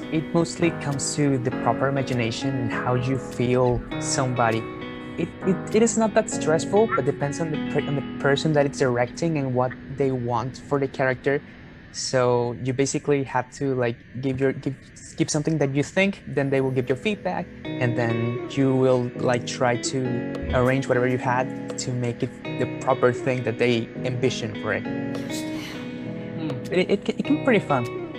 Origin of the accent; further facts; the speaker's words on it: Mexico; I mean, I am from Mexico, like just very far away from where you live.